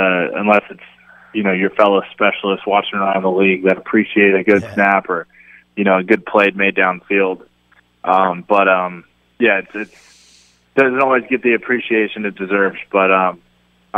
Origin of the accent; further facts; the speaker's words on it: San Diego, California, United States; I grew up in San Diego